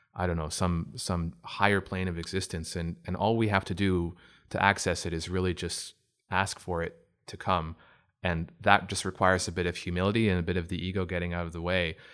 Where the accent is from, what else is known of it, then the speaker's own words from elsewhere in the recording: Oshawa, Ontario, Canada; also born or lived in Toronto; I'm from Oshawa. I grew up in Oshawa originally